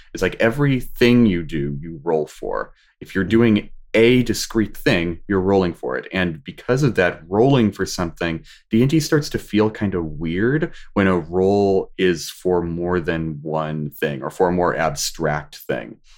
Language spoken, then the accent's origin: English; Washington, United States; moved away as an adult; also born or lived in California; Whenever I came back home from California, turned to Washington State